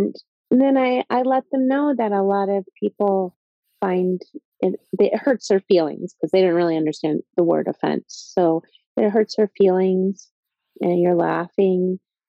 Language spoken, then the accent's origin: English; Atlanta, Georgia, United States; now in New York, United States; You know, like I'm from Atlanta, Georgia. That's where I was born. And I moved around a lot.